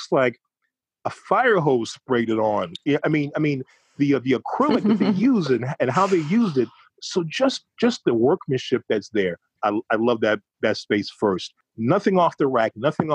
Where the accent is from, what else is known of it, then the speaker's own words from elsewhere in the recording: Chicago, Illinois, United States; growing up in Chicago, particularly if you're of a certain age, as I am, in my mid-50s, when you were a kid and you're coming from the South Side